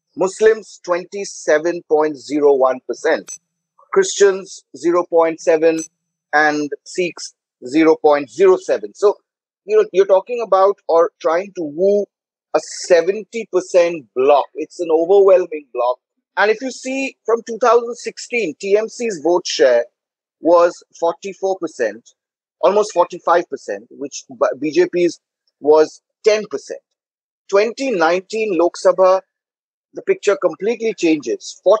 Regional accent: West Bengal, India; now in Mumbai, India; I grew up in the Bengal of three decades of left rule.

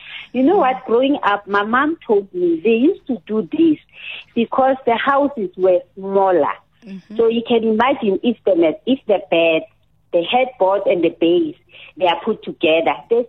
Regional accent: Limpopo, South Africa; now in Johannesburg, South Africa; I grew up in Limpopo. We grew up in hut houses. We didn't have electricity.

